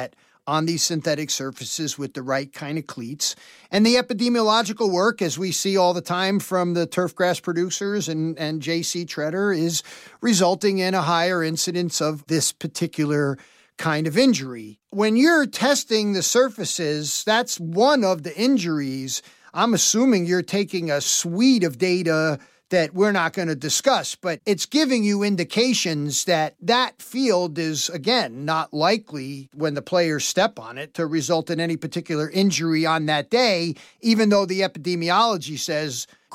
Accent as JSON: {"language": "English", "region": "New York", "country": "United States", "said": "as a New Yorker"}